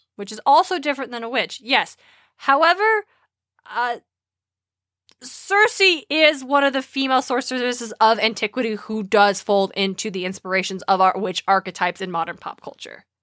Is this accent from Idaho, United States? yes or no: yes; Idaho, United States; We are from Idaho